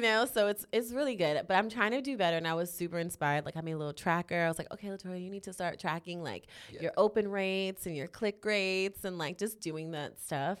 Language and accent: English; New York City, New York, United States; moved away as an adult; now in Los Angeles, United States; I'm born and raised in Harlem